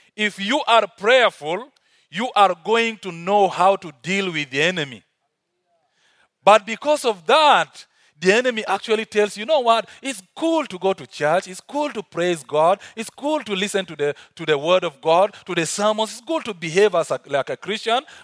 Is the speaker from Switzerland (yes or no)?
no; South Sudan; accent: African; now in Uganda; originally I'm from South Sudan, but working, uh, and living in Uganda